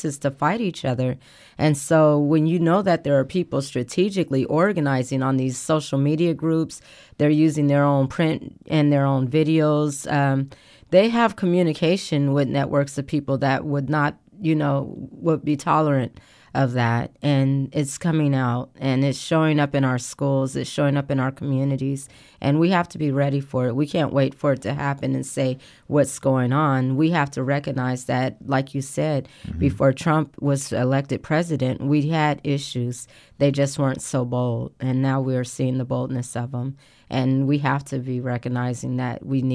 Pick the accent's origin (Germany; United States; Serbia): United States; Portland; moved away; also born or lived in Texas; I was born and raised in Portland